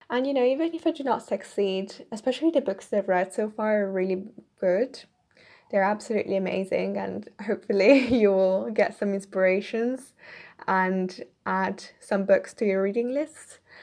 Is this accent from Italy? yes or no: yes; Italy; moved away as an adult; now in United Kingdom; I'm originally from Italy, but I'm currently living in the K, U K right now.